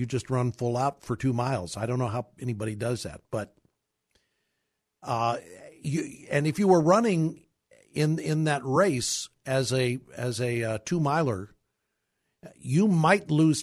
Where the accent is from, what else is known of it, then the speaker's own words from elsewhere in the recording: Kirkwood, Missouri, United States; I grew up in Kirkwood, Missouri, a suburb of St. Louis